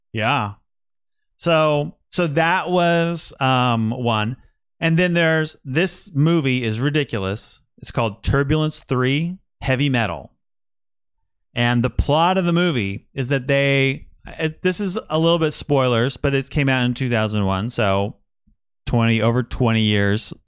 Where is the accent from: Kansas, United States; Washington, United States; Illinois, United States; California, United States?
Kansas, United States; Wichita; also born or lived in Manhattan, Kansas; I grew up in Wichita and then went to college at Kansas State